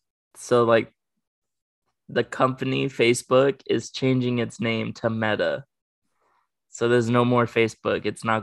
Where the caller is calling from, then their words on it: Grants Pass, Oregon, United States; I'm coming live from Oregon.